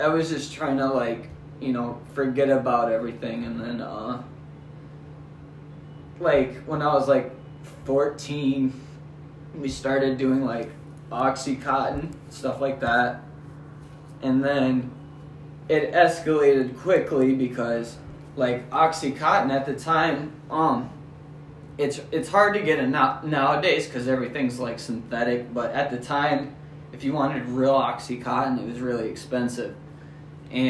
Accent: Sacramento, California, United States; I grew up in Sacramento, California

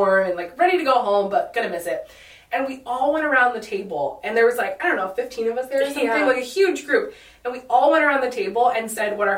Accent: San Diego, California, United States; We grew up in San Diego together

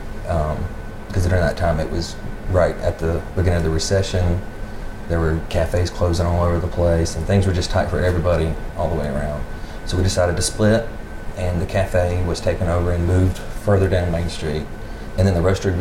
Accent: Fork Shoals, South Carolina, United States; also born or lived in Travelers Rest, South Carolina; I grew up in Fork Shoals.

